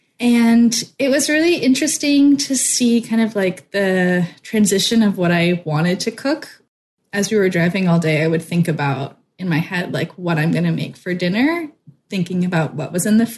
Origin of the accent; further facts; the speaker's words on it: West Coast, United States; moved away; I'm from the West Coast